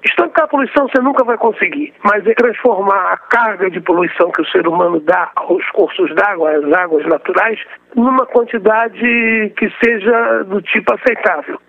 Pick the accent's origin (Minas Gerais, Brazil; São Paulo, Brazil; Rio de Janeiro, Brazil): Rio de Janeiro, Brazil; eu sou do Rio de Janeiro